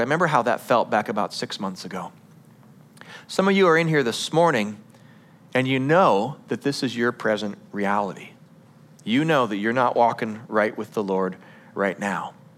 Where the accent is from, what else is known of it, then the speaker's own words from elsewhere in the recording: United States; as an American culture